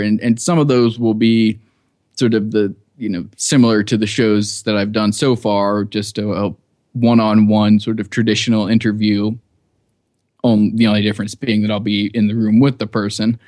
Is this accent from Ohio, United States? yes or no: yes; Cincinnati, Ohio, United States; moved away as an adult; also born or lived in New York / Iraq; I grew up in Cincinnati, Ohio, and, uh, lived there till I was eighteen.